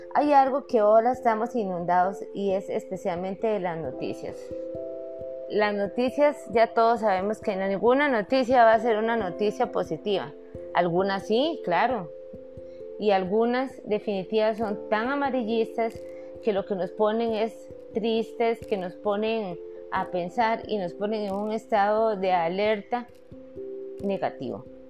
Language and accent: Spanish; Costa Rica; yo soy costarricense